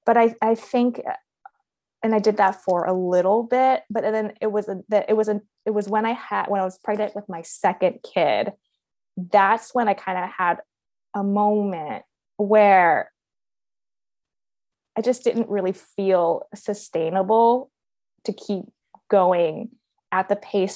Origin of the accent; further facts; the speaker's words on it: Baltimore, Maryland, United States; moved away as an adult; also born or lived in Beijing; We actually moved back to the States, back to my hometown in Baltimore